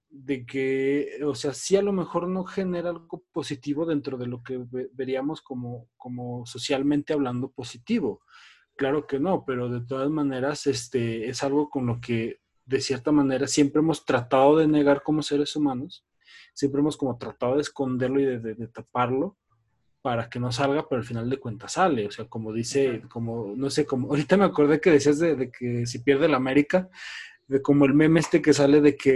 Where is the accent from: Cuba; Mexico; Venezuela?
Mexico; Fresnillo, Zacatecas; Sí, sí, yo también soy de Fresnillo.